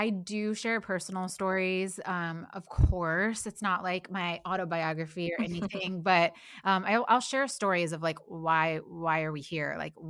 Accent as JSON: {"language": "English", "region": "Midwest", "country": "United States", "tie": "born or raised there", "also_born_or_lived": "Nashville", "moved": "as an adult", "lives_now": "Los Angeles, United States", "said": "I grew up in the Midwest."}